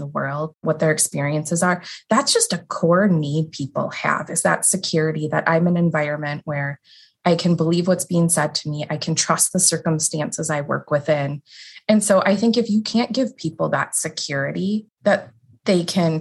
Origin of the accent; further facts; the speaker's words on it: outside of the Milwaukee area, Southeast Wisconsin, United States; So I grew up in Wisconsin, Southeast Wisconsin, outside of the Milwaukee area in a smaller community.